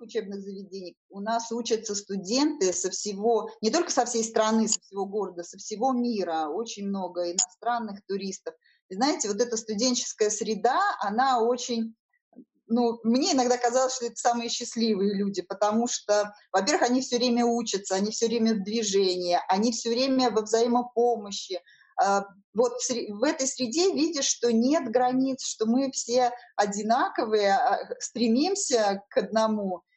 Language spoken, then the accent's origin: Russian; Saint Petersburg, Russia; я коренная петербурженка. А, все мои родственники тут жили